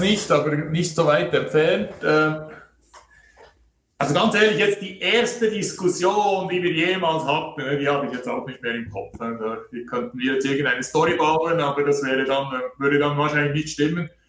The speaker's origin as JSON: {"language": "German", "country": "Switzerland", "said": "hier bei uns in der Schweiz"}